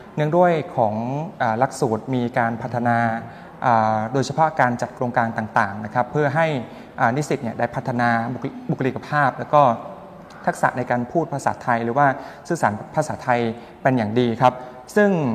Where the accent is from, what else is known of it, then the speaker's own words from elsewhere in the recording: Cambodia; Thai is a second language; moved away as an adult; now in Thailand; ผมที่เป็นชาวกัมพูชา